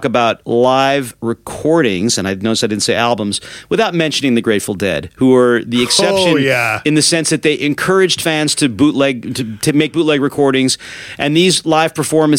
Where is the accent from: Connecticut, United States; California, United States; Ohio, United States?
Connecticut, United States; New Haven; my hometown of New Haven, Connecticut